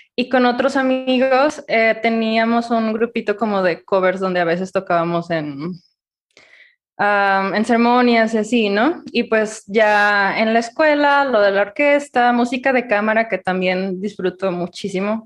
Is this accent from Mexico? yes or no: yes; Ciudad Guzmán, Jalisco, Mexico; yo soy de Ciudad Guzmán